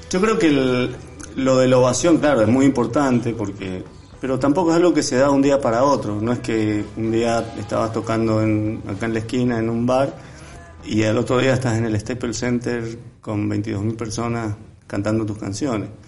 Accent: Mendoza, Argentina; yo como buen mendocino, sabes que todos los mendocinos tienen una relación con el vino estrecha

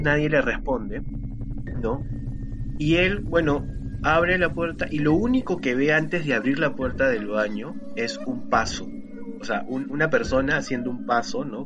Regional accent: Lima, Peru; fui por mi barrio, yo soy de Jesús María

